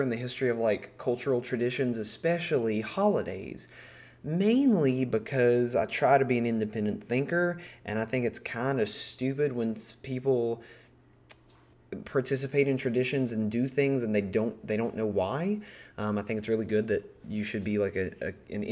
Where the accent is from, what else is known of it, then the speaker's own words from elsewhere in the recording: Appalachia, United States; because I'm from Appalachia, and that's like a big part of this region in the U.S.